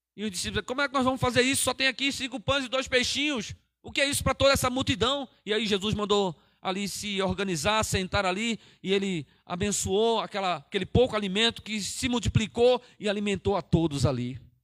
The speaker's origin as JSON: {"language": "Portuguese", "region": "Pernambuco", "country": "Brazil", "moved": "as an adult", "lives_now": "Cajamar, Brazil", "said": "Eu sou nordestino, eu sou da terra lá que o máximo de frio que faz lá é 18 graus, 18, 19 graus"}